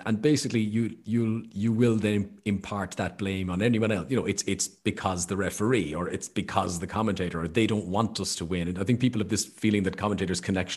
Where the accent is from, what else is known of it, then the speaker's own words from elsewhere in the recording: Ireland; I'm Irish